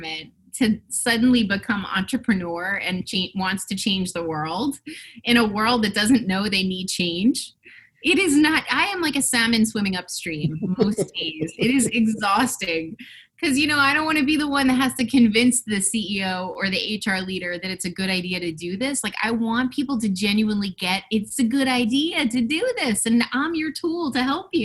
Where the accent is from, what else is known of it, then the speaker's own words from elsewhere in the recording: Westfield, New Jersey, United States; I grew up in Westfield, New Jersey, which is central New Jersey